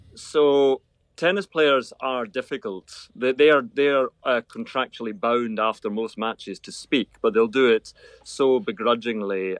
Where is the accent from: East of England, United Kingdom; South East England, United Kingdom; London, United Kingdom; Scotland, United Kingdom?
Scotland, United Kingdom; Irvine; I wasn't born in Troon. I was born in Irvine, about five miles away